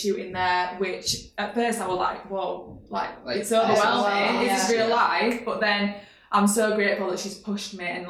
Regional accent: Dewsbury, Yorkshire and the Humber, United Kingdom; I'm from Dewsbury

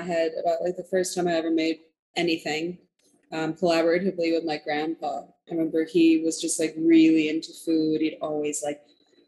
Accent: Monterey Park, California, United States; I was raised in East LA, so East Los Angeles, California, in a city called Monterey Park

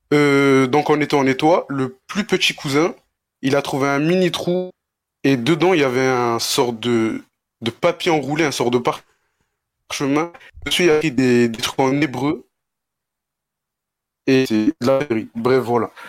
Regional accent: Mostaganem, Mostaganem Province, Algeria; algérien de Mostaganem, plus précisément.

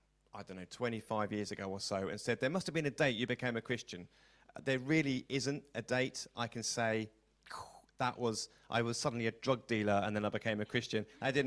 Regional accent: Milton Keynes, South East England, United Kingdom; moved away as an adult; now in Braintree, United Kingdom; I'm from Milton Keynes originally, in Bletchley.

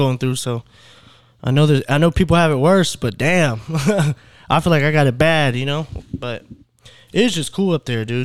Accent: Clear Lake, Texas, United States; born or raised there

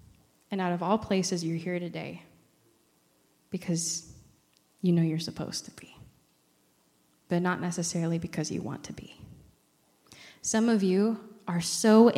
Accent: Iowa-Missouri Conference, Iowa and Missouri, United States; moved away; I come from the Iowa Missouri Conference, so Camp Heritage is my safe place.

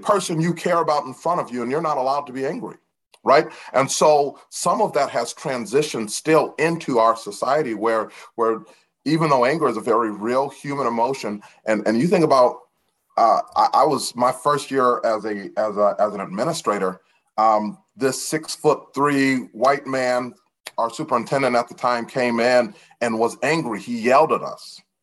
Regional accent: DeKalb, Illinois, United States; having been born and raised in DeKalb, Illinois

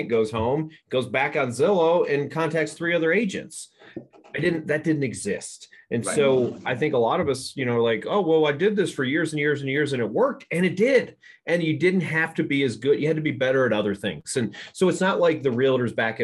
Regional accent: East Coast, United States; moved away; also born or lived in the South; I grew up on the East Coast like yourself, and we always went to school the day after Labor Day.

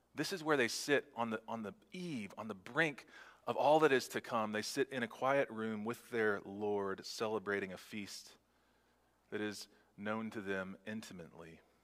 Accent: Texas, United States; as a Texan.

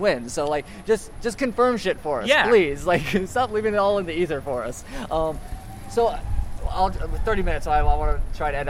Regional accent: Florida, United States; I'm from Florida

